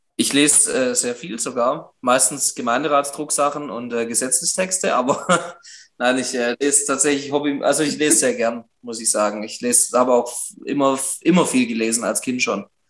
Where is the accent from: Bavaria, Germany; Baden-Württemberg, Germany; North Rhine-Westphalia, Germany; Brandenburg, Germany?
Baden-Württemberg, Germany; Göppingen; also born or lived in Titisee-Neustadt; Ich möchte OB werden von meiner Heimatstadt, nicht irgendwo, ähm, sondern wirklich von Göppingen